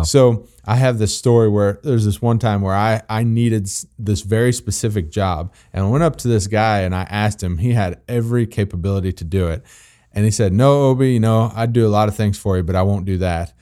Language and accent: English; Missouri, United States; I'm from Missouri